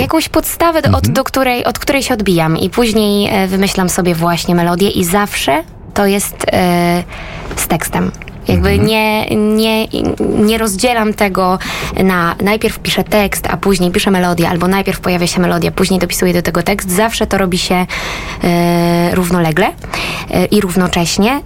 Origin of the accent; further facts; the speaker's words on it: Rożnów, Lesser Poland, Poland; also born or lived in Nowy Sącz; Urodziłam się w Małopolsce, y, w małej miejscowości Rożnów nad Jeziorem Rożnowskim.